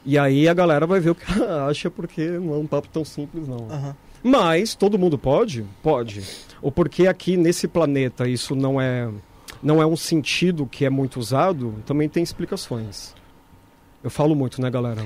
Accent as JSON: {"language": "Portuguese", "region": "São Paulo", "country": "Brazil", "tie": "born or raised there", "said": "eu nasci aqui do lado, né? Eu nasci na Bela Vista"}